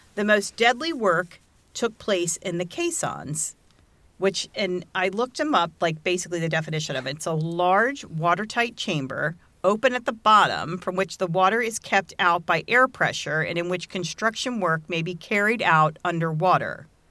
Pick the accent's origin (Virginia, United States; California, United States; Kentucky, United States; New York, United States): Virginia, United States; Virginia Beach; I grew up in Virginia Beach